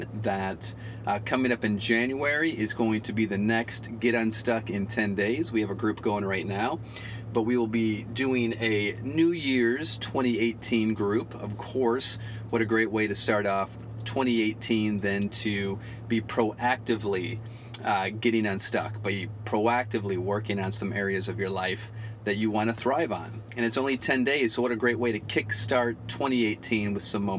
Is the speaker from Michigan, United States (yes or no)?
yes; Flint, Michigan, United States; I grew up just north of you there in Flint, Michigan.